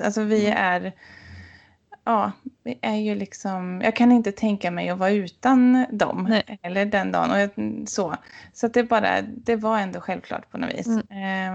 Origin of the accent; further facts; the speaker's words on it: Sweden; moved away; hemma i Bengan där jag vuxit upp